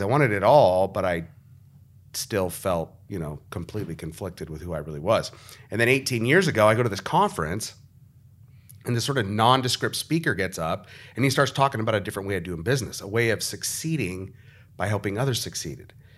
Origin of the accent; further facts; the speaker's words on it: Arizona, United States; the reason I'm from Arizona is because my grandparents picked up their family and drove across the country from Nebraska to Arizona